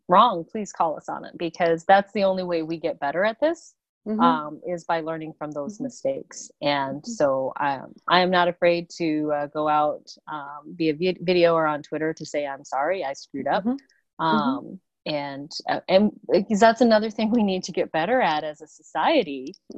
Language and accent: English; South Dakota, United States; growing up in a small town in South Dakota